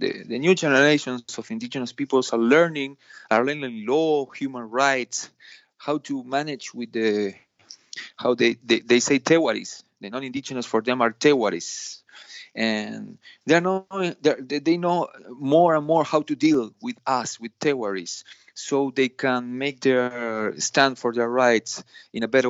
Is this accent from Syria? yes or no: no; Argentina; I'm Argentinian, not from Mexico.